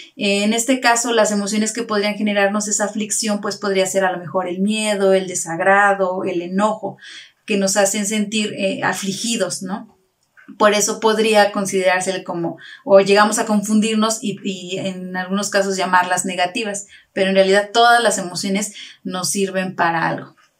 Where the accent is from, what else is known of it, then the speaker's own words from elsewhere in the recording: Tasquillo, Hidalgo, Mexico; somos originarios de Trasquillo